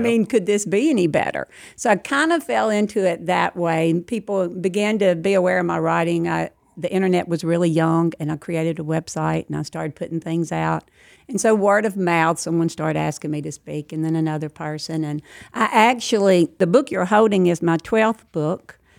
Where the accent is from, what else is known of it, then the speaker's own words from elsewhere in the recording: outside Lake Providence, Louisiana, United States; also born or lived in Alsatia, Louisiana; I was raised twenty minutes outside of Lake Providence